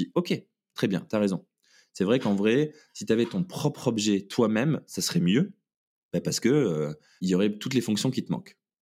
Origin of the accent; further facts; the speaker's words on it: Toulouse, Occitania, France; also born or lived in New Zealand; je suis toulousain. Donc, euh, j'ai grandi en, faisant euh, des études d'ingénieur euh, à Toulouse.